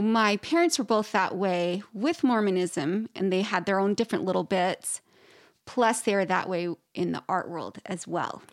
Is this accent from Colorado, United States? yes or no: no; Idaho, United States; I'm originally from Idaho